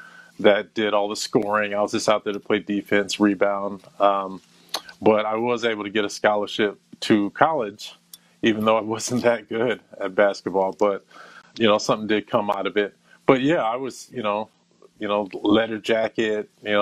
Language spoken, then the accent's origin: English; Flower Hill, Maryland, United States; also born or lived in Midwest / Saudi Arabia; I was raised in Flower Hill, Maryland, which pretty much shaped who I am